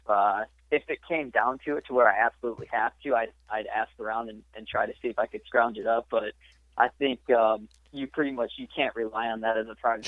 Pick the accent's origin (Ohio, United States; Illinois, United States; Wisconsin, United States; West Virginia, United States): Illinois, United States; Richmond; I grew up in uh, Richmond, Illinois for pretty much my entire life